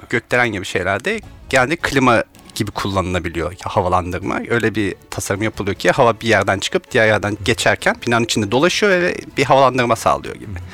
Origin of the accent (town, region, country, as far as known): Kütahya, Turkey; now in Istanbul, Turkey